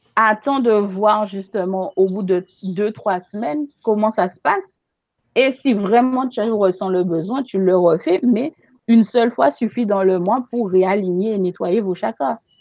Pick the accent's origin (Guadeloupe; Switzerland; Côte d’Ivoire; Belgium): Guadeloupe; chez nous en Guadeloupe